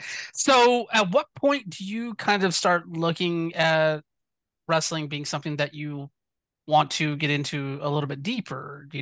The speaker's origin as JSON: {"language": "English", "region": "Southern United States", "country": "United States", "tie": "born or raised there", "said": "even though I grew up in the South, I never, like, I didn't get Memphis TV, like, where I was at."}